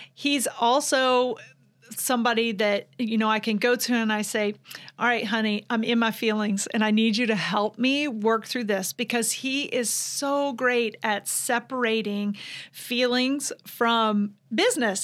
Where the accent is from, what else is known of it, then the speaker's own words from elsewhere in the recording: Vidalia, Georgia, United States; moved away as an adult; now in Ocala, United States; I'm from Vidalia, Georgia. So that's where I was born and raised the majority of my life